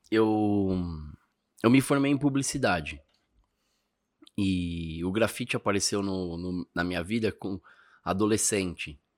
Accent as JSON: {"language": "Portuguese", "region": "São Paulo", "country": "Brazil", "said": "Eu sou do Ipiranga. A gente tem o Basca da Tancredo ali."}